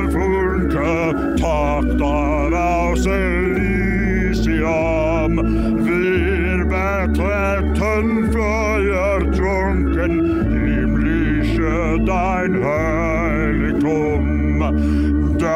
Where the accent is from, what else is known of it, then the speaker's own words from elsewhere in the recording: Jamal Bowman's district, New York, United States; Democratic Congressman Jamal Bowman, who represents my hometown